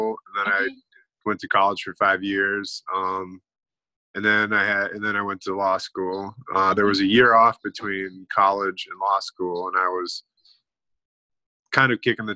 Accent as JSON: {"language": "English", "town": "Eau Claire", "region": "Wisconsin", "country": "United States", "tie": "born or raised there", "said": "I'm from Eau Claire, Wisconsin, or I grew up in Eau Claire, Wisconsin"}